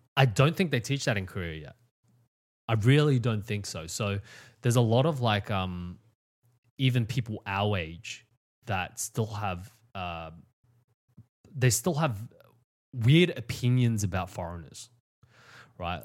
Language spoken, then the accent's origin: English; Australia; I was born in Australia